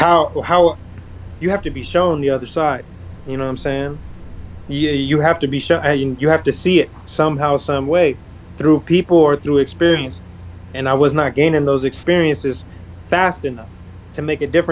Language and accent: English; North Las Vegas, Nevada, United States; I grew up in Northtown, Las Vegas